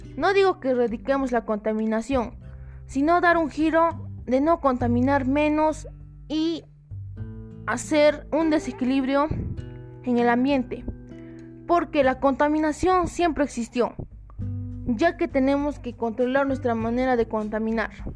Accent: Peru; el Perú y mi región

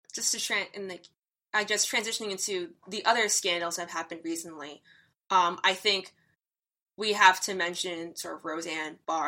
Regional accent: Greenwich, Connecticut, United States; I am from Greenwich, Connecticut

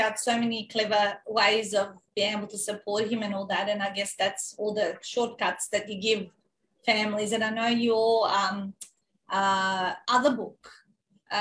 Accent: North Macedonia; moved away; growing up in Macedonia

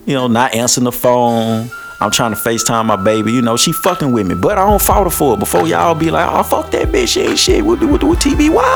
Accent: Shreveport, Louisiana, United States; I'm from Shreveport, Louisiana

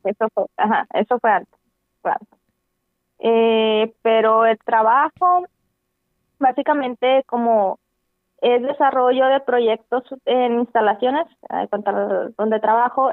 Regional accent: Mexico; éramos como 34 mexicanos

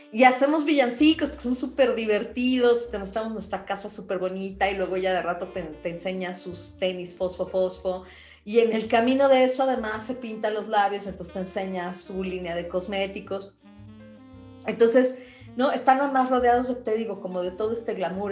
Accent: Mexico; somos México

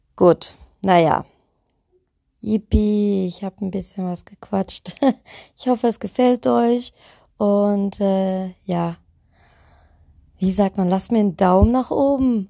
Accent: Leisnig, Saxony, Germany; now in Witten, Germany; bin geboren in Leisnig, irgendwo im Osten, ganz, ganz tief, keine Ahnung wo

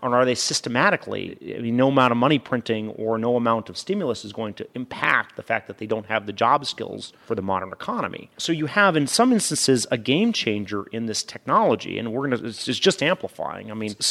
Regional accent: Norway; I'm from Norway, work for a Norwegian pension system. We're heavy into oil.

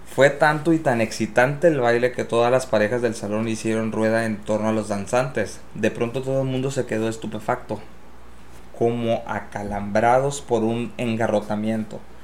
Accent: Tangamandapio, Michoacán, Mexico; en mi pueblito en Tangamandapio

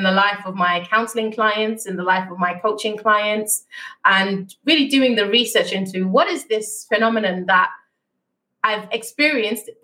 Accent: Germany; moved away as an adult; also born or lived in United Kingdom; I was born and raised in Germany

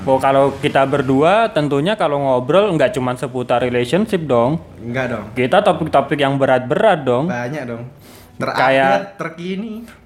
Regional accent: Klaten, Central Java, Indonesia

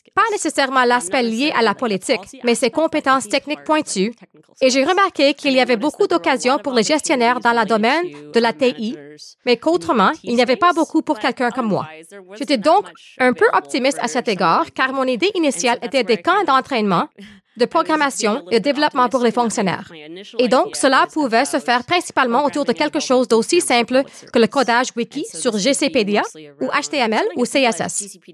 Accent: Winnipeg, Manitoba, Canada; moved away as an adult; now in Ottawa, Canada; Je suis donc originaire de Winnipeg.

